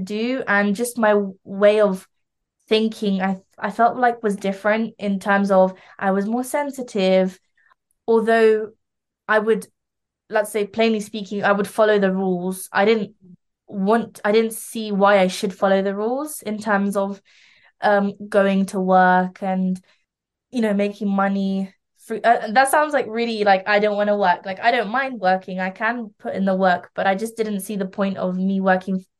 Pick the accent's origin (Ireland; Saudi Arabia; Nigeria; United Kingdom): United Kingdom; London; also born or lived in Lithuania; I was raised in London